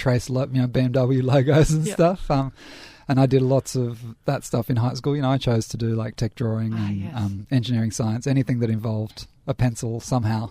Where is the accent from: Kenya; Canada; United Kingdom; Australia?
Australia; Sydney, New South Wales; moved away; also born or lived in New York; I grew up in Sydney, in Balmain.